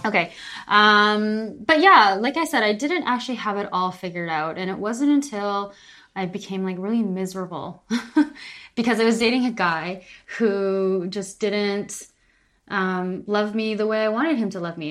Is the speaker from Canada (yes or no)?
yes; Calgary, Alberta, Canada; moved away as an adult; also born or lived in Vancouver, Canada; now in Palma de Mallorca, Spain; I am from Calgary, Alberta, Canada.